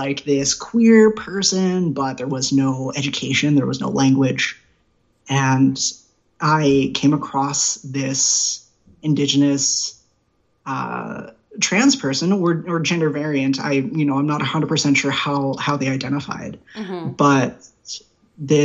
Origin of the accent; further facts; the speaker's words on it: Prince George, British Columbia, Canada; I was born and raised in Prince George